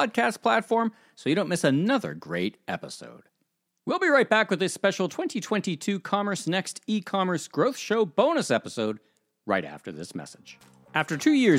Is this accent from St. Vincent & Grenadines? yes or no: no; Toronto, Ontario, Canada; I'm from Toronto